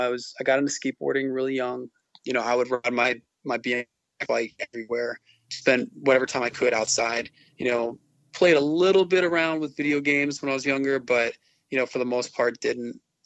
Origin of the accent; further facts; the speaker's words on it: Glastonbury, Connecticut, United States; I went to high school and grew up in Glastonbury, Connecticut, which is central Connecticut. It's near Hartford.